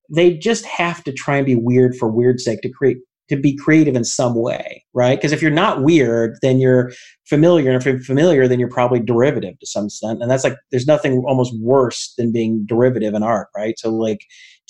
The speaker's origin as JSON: {"language": "English", "town": "Lilburn", "region": "Georgia", "country": "United States", "tie": "born or raised there", "said": "where I grew up in Lilburn, Georgia, in Gwinnett County up to I was about 13"}